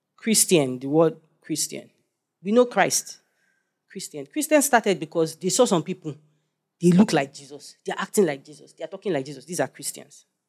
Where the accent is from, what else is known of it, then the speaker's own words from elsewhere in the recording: Nigeria; I'm a Nigerian